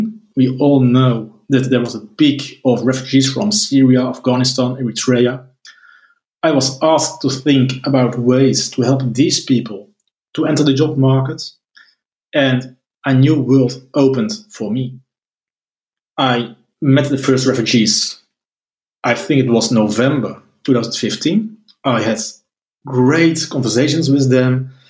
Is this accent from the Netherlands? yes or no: yes; Netherlands; I'm from the Netherlands